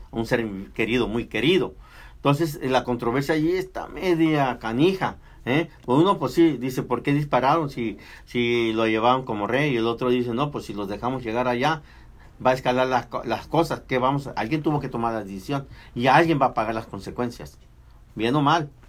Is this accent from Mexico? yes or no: yes; Mexico; now in United States; Nací en México, pero estoy en el continente americano.